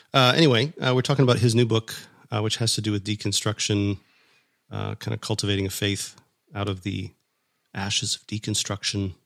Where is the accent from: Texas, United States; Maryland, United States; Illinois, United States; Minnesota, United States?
Minnesota, United States; moved away; I grew up in Minnesota